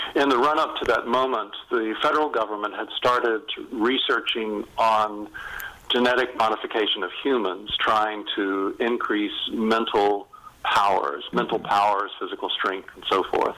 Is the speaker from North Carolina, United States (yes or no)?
yes; North Carolina, United States; moved away; also born or lived in England; I'm from North Carolina.